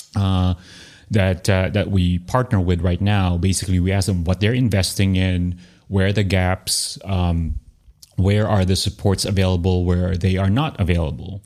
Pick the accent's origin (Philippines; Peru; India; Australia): Philippines; Manila, Metro Manila; now in Austin, United States; growing up in Manila